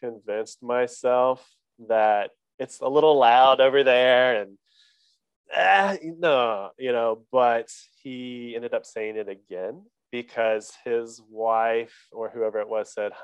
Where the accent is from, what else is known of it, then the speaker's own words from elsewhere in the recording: Oklahoma, United States; now in Durham, United States; I'm from Oklahoma. I was born in Oklahoma, live in North Carolina